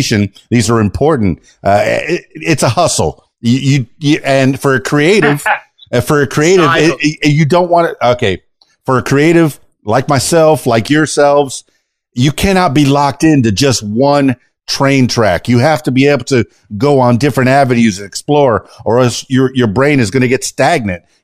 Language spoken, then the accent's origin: English; Miami, Florida, United States; I'm from Miami, Florida